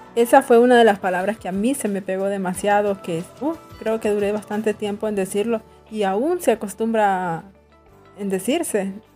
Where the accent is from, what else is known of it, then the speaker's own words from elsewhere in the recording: San Pedro Sula, Cortés, Honduras; now in La Esperanza, Honduras; yo soy de San Pedro Sula y yo me vine en el 2014 para aquí en la esperanza